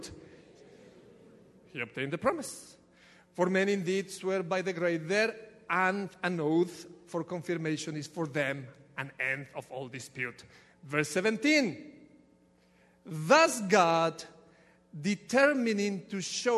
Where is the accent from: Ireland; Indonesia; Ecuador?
Ecuador; now in United States; from Ecuador, there is nothing that I can do with this accent.